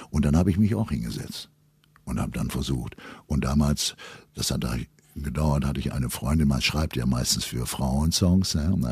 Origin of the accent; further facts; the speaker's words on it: North Rhine-Westphalia, Germany; Ravensberger Mulde, die Menschen sehr verschlossen. Die urteilen nur nach dem, was in der Tasche hast.